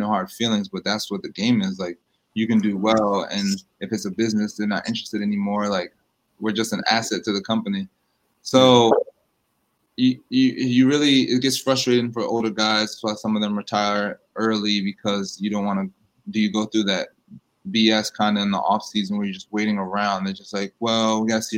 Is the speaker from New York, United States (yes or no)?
yes; New York City, New York, United States; I was born in Queens. My mom's from Queens.